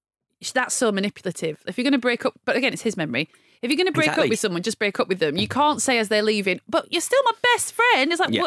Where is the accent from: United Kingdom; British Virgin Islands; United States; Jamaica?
United Kingdom; the North, the north of England; when I was growing up in the North